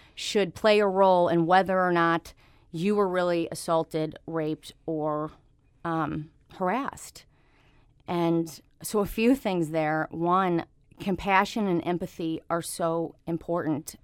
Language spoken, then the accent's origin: English; St. Louis, Missouri, United States; also born or lived in Jefferson City, Missouri; I'm born and raised in Saint Louis